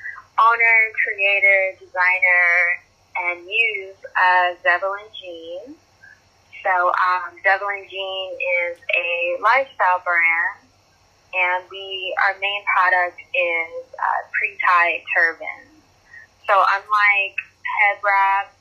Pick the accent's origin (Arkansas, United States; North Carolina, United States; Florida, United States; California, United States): California, United States; Pomona; also born or lived in Ontario, California; I grew up in Southern California, and it's where I currently reside. I'm about 30 miles outside of Los Angeles.